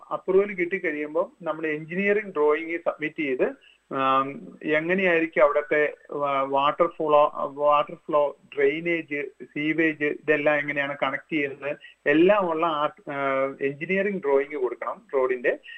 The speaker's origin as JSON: {"language": "Malayalam", "town": "Kottayam", "region": "Kerala", "country": "India", "moved": "yes", "lives_now": "Melbourne, Australia", "said": "ഞാൻ എന്റെ ബ്രദർ രണ്ടുപേരും കോട്ടയംകാരാണ്"}